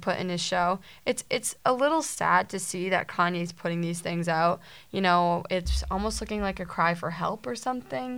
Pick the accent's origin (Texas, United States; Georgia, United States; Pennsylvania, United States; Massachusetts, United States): Massachusetts, United States; we're from Massachusetts